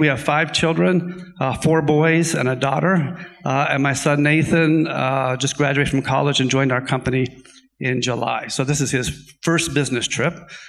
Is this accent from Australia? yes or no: no; Taiwan; I grew up in Taiwan. My parents were missionaries there.